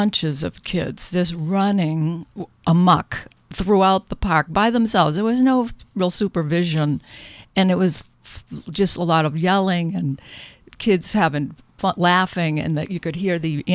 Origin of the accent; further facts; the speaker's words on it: Lowell, Massachusetts, United States; As a kid, I grew up in Lowell, Massachusetts